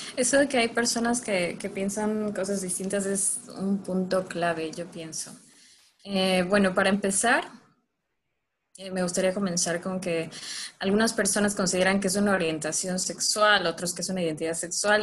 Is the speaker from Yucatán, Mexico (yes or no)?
yes; Mérida, Yucatán, Mexico; Yo no soy de la Ciudad de México, eh, soy de Mérida, Yucatán